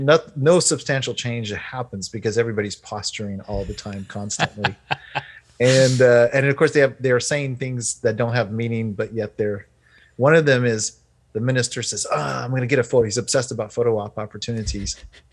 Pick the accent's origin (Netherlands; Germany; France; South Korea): France; I grew up in France. I was an American, but I grew up in France.